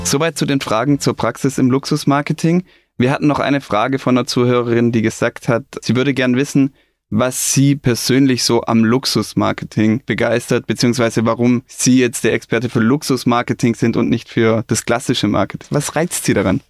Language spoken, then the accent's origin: German; Stuttgart, Baden-Württemberg, Germany; ich bin in Stuttgart aufgewachsen